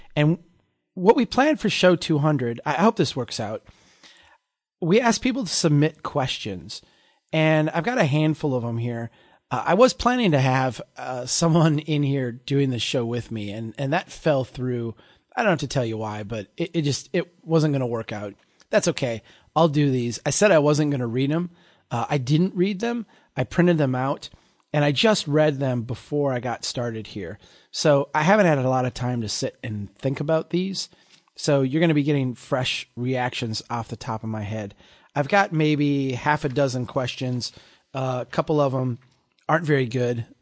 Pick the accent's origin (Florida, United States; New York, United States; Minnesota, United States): Minnesota, United States; Brainerd; here in my hometown